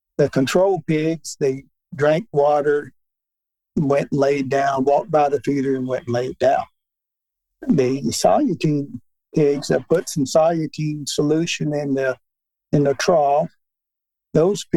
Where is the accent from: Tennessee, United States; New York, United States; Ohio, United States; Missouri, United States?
Tennessee, United States; Newbern; A town called Mewburn, Tennessee, 100 miles north of Memphis.